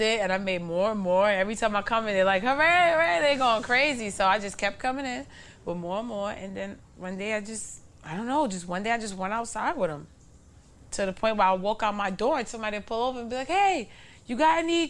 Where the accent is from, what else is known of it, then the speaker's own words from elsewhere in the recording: New York City, New York, United States; I grew up in Bushwick too, not just Crown Heights and Bed-Stuy